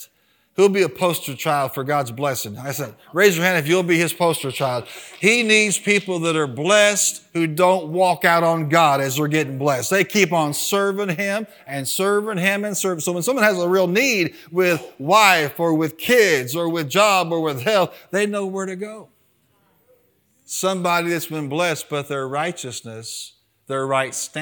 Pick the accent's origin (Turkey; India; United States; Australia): United States; as an American.